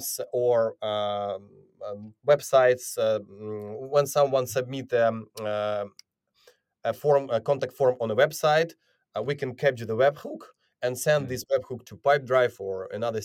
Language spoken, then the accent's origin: English; Ukraine; I'm originally from Ukraine